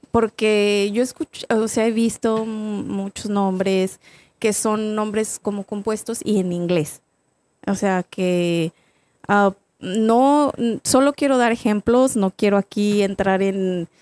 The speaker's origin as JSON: {"language": "Spanish", "town": "Salinas", "region": "San Luis Potosí", "country": "Mexico", "moved": "yes", "lives_now": "Atlanta, United States", "said": "yo soy de un... Ahorita ya está un poquito más este, avanzado, pero es un pueblo literal de, San Luis Potosí"}